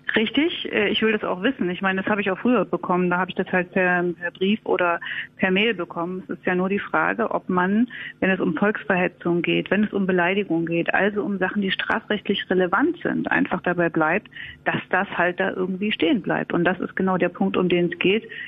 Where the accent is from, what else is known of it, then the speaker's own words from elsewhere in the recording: East Germany, Germany; ich bin aus dem Osten